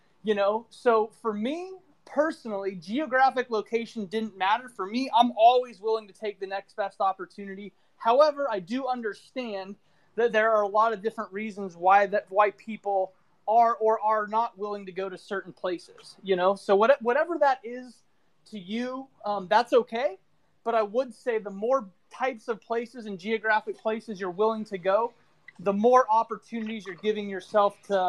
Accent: California, United States; also born or lived in New Mexico / Texas / St. Louis, Missouri / Kansas; now in Southern California, United States; I'm from Northern California. I currently live in Southern California, but before that, I've lived in New Mexico. I've lived in Texas. I lived in St. Louis, Missouri. I briefly lived in Kansas.

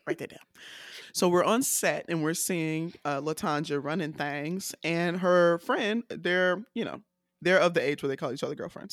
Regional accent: Decatur, Georgia, United States; I'm not from Atlanta, I'm from Decatur

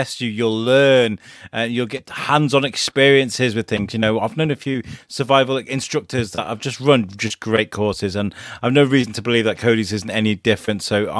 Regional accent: Ireland; Yeah, I'm Irish, so we used to eat potatoes and pray to the pagan gods.

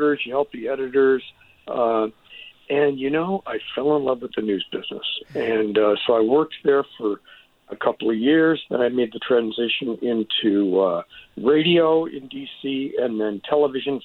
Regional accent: Detroit, Michigan, United States; moved away as an adult; also born or lived in Washington, D.C.; now in San Francisco, United States; I grew up in Detroit

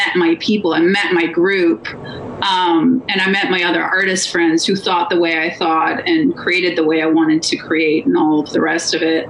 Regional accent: Wisconsin, United States; born or raised there; moved away; also born or lived in Los Angeles

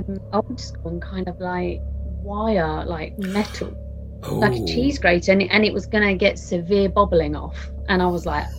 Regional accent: East of England, United Kingdom; Yeah. Gave it away.

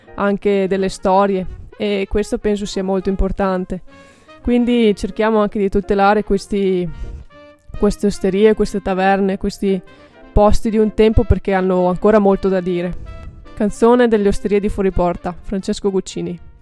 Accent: Bassano del Grappa, Veneto, Italy; io sono di Bassano del Grappa

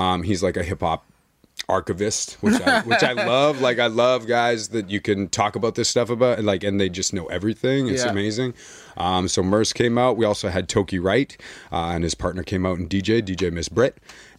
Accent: Winnipeg, Manitoba, Canada; because I grew up in Winnipeg, so it's typically like white rock sort of. That's the background.

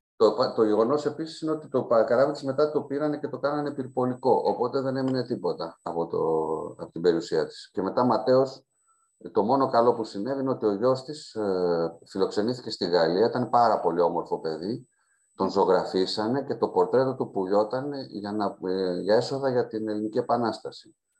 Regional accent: Roumeli, Central Greece, Greece

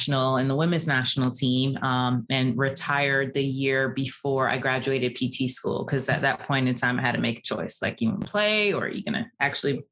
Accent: Barbados; also born or lived in New York; now in Atlanta, United States; I grew up in Barbados. That's where I was born and raised.

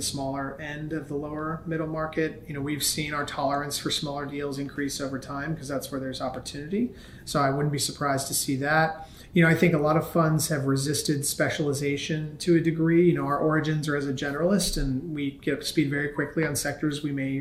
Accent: Cincinnati, Ohio, United States; moved away as an adult; I grew up in Cincinnati, Ohio, very much a Midwestern background, and lived there my entire life through the end of high school.

